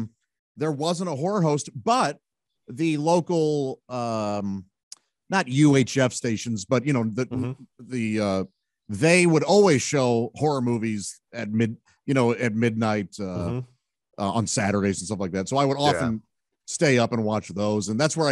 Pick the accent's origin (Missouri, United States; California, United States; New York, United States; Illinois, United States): Missouri, United States; Fenton; A suburb called Fenton. And we were lower class.